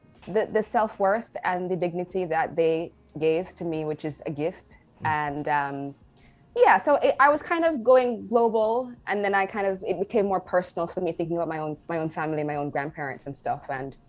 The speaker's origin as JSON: {"language": "English", "country": "Jamaica", "said": "my countrymen, I'm from Jamaica"}